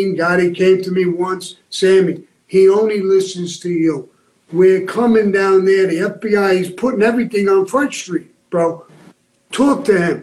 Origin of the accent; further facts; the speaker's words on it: New York City, New York, United States; I came from Benson Hills, Brooklyn